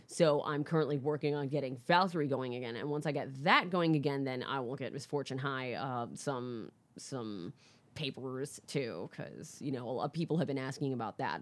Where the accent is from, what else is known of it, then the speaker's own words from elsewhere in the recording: Orlando, Florida, United States; also born or lived in Bronx, New York; I grew up in, uh, Florida